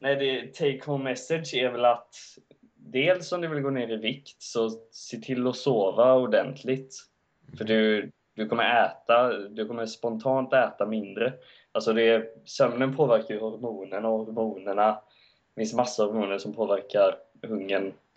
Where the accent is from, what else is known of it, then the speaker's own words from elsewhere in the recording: Gothenburg, Västra Götaland, Sweden; att jag inte är skåning, att jag är hel göteborgare.